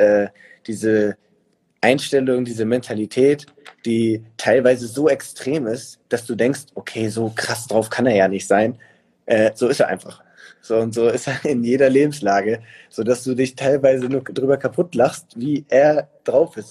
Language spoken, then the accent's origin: German; Hamburg, Germany; moved away as an adult; now in Munich, Germany; ich bin ja nicht mal in Hamburg geboren, aber es ist für mich trotzdem Heimat